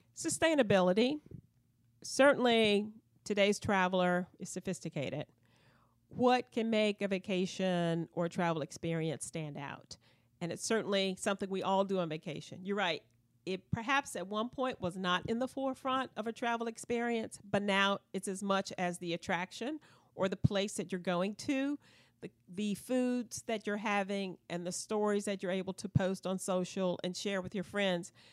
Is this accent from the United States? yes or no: yes; Southampton County, Virginia, United States; now in Richmond, United States; I grew up in Southampton County, and we still have a family farm.